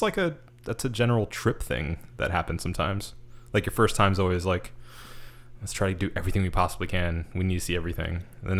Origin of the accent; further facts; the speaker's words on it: United States; Just because it was just the shock of being an American not in America for the first time.